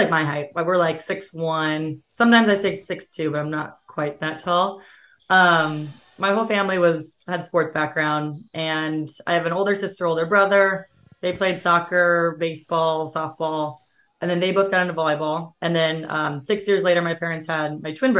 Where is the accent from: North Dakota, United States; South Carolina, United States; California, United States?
California, United States; Southern; moved away as an adult; also born or lived in Hawaii; I grew up in Southern California